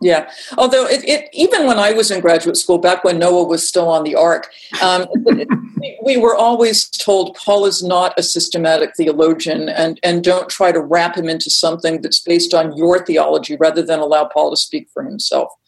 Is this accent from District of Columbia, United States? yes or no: no; Massachusetts, United States; I'm from Massachusetts